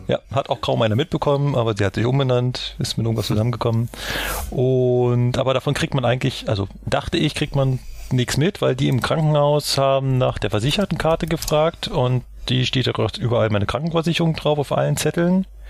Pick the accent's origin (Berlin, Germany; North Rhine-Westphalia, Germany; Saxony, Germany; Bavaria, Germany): Berlin, Germany; Ich als Berliner